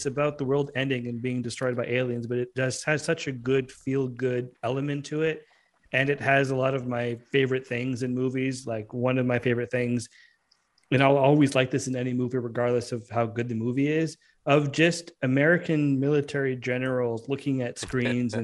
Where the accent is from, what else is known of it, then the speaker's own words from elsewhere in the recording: Canada; as a Canadian